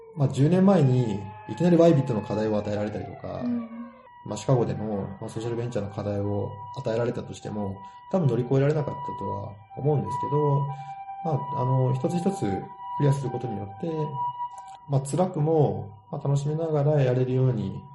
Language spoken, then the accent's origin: Japanese; Kagoshima, Japan; moved away as an adult; also born or lived in Chicago / Kesennuma; now in Yokohama, Japan; 自分は鹿児島人であること、日本人であることを誇りに思う